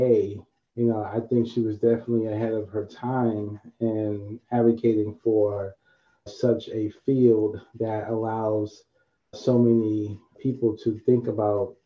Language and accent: English; New York City, New York, United States; growing up in Harlem, no agriculture in New York City